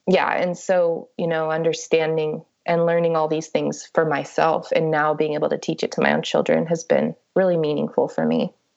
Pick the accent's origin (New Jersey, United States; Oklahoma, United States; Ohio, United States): Oklahoma, United States; Ada; also born or lived in New Mexico; I was born in Ada, Oklahoma. So I grew up in Oklahoma and um, also in New Mexico.